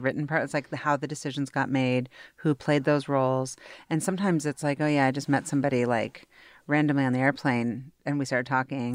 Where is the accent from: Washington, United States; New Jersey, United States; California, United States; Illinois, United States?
Washington, United States; Seattle; also born or lived in New York; now I'm back and I love it and I'm really proud to be from here